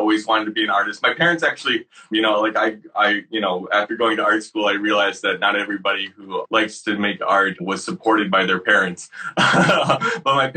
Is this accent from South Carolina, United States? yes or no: no; Syracuse, New York, United States; I grew up in Syracuse, New York, and I had a group of friends there